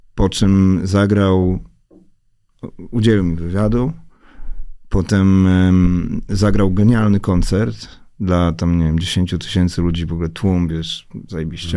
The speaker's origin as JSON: {"language": "Polish", "town": "Warsaw", "region": "Masovian Voivodeship", "country": "Poland", "tie": "born or raised there", "said": "ja się wychowałem na woli"}